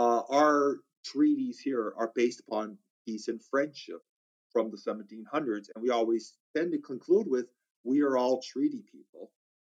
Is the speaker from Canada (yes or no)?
yes; Canada; as a Mi'kmaq person in Mi'kma'ki